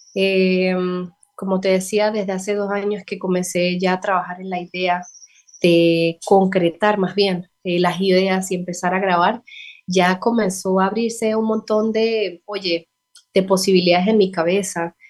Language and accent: Spanish; San Cristóbal, Táchira, Venezuela; moved away as an adult; now in Bucaramanga, Colombia; Yo soy de San Cristóbal, eso es una ciudad que queda muy cercana a la frontera con Colombia.